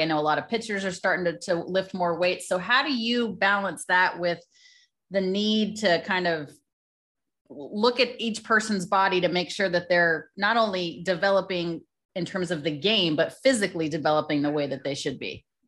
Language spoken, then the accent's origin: English; Colorado, United States; I was born in Colorado.